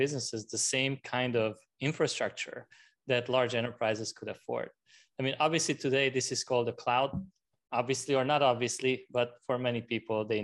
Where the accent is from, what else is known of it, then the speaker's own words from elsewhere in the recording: Hungary; also born or lived in France; now in United States; I was born in Hungary, and at the time it was still communism